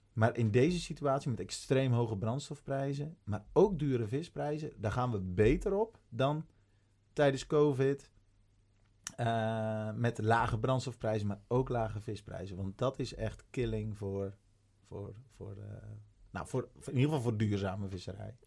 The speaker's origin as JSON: {"language": "Dutch", "town": "Urk", "region": "Flevoland", "country": "Netherlands", "moved": "yes", "said": "ik kom oorspronkelijk van Urk"}